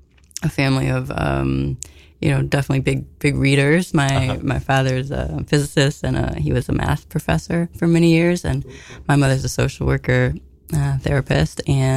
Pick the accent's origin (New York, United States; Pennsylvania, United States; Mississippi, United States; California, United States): New York, United States; Utica; also born or lived in Manhattan, New York City / Park Slope, Brooklyn; now in Connecticut, United States; I grew up in Park Slope until I was like a toddler, and then we moved upstate to Utica.